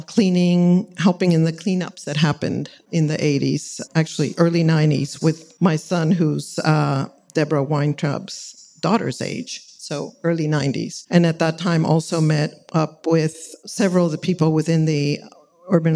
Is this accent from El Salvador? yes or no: yes; El Salvador; moved away as an adult; now in Los Angeles, United States; I'm from Central America. And my father was very involved in the environmental movement there. Founded the TPL of El Salvador